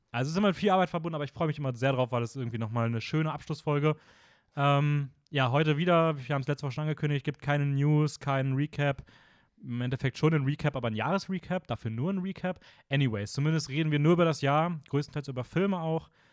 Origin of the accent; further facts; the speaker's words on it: Austria; bei uns in Österreich